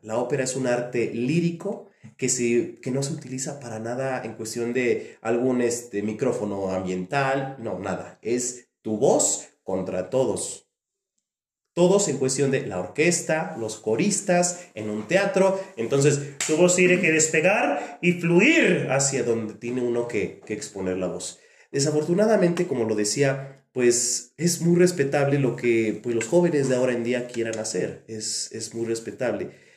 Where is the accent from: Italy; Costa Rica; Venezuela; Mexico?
Mexico; Coacalco, State of Mexico; yo nací aquí efectivamente en Coacalco. Yo recuerdo que cuando iba a la primaria